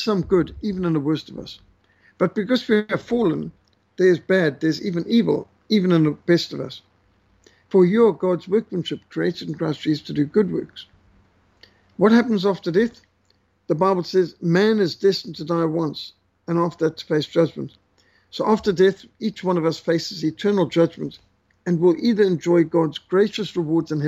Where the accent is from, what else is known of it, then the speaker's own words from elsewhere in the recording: Zimbabwe; I grew up in Rhodesia, the last colony, they call it